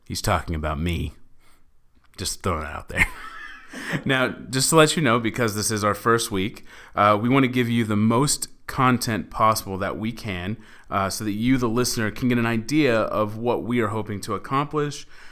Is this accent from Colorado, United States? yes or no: no; Dallas, Texas, United States; moved away as an adult; now in Los Angeles, United States; I am from Dallas, Texas. I've been living in L A for f, almost four years now.